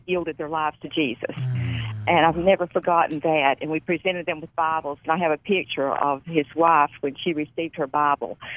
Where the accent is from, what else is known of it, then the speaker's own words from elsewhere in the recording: North Carolina, United States; North Carolina. I forgot my home state.